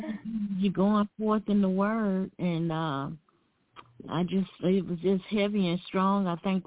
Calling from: Alabama, United States; calling from Alabama.

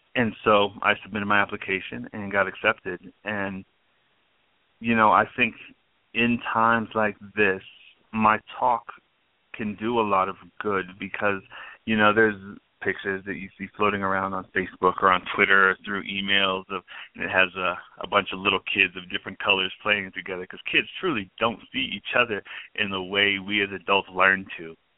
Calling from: Albuquerque, New Mexico, United States; I'm calling from Albuquerque.

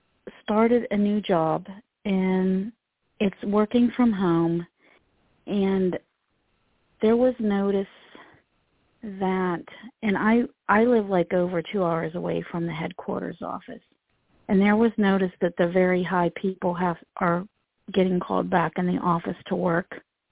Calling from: Pennsylvania, United States; I'm calling from Pennsylvania also.

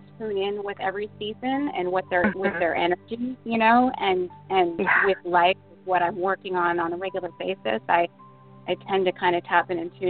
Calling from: Rochester, New Hampshire, United States; I'm calling from Rochester, New Hampshire.

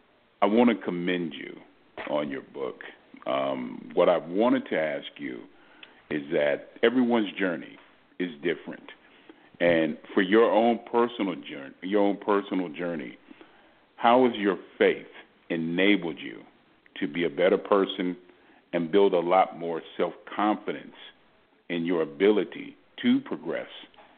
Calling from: Houston, Texas, United States; I'm calling from Houston.

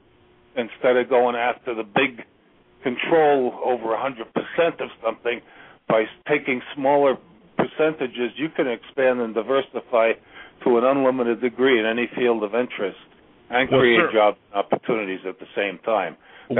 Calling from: Virginia, United States; I'm calling from Virginia.

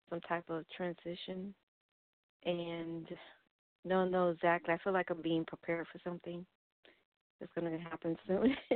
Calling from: Florida, United States; I'm calling Hi. from Florida.

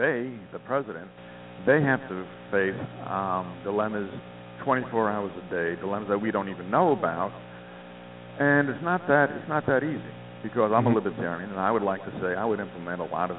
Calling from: Montana, United States; I'm calling from Montana.

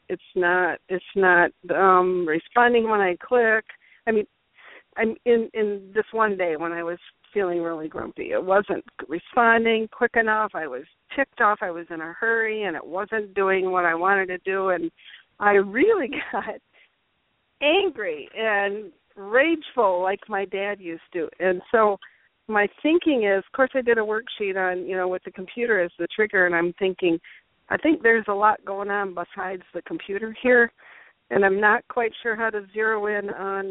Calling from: Grand Rapids, Michigan, United States; calling from Grand Rapids

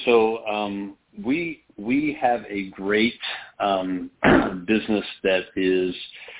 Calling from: Holland, Michigan, United States; Holland, Michigan.

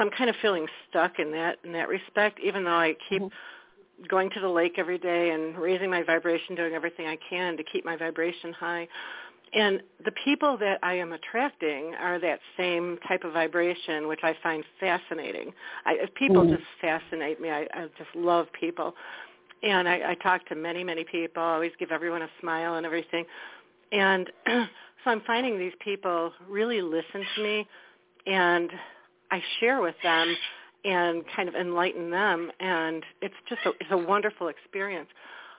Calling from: Wisconsin, United States; Hello, this is … from Wisconsin.

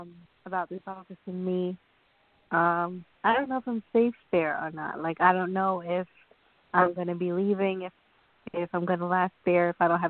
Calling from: New York, United States; calling from New York

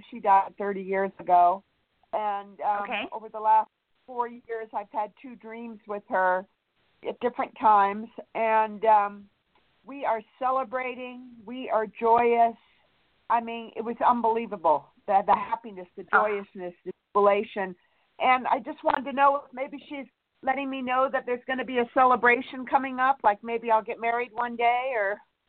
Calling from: Santa Barbara, California, United States; California. Santa Barbara.

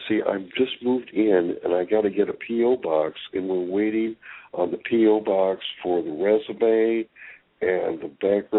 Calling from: California, United States; Well, it's … calling from

